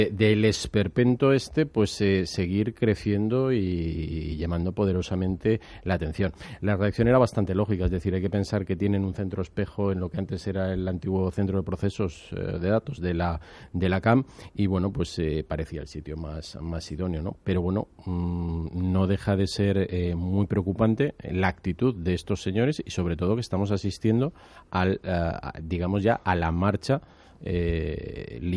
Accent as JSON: {"language": "Spanish", "region": "Valencian Community", "country": "Spain"}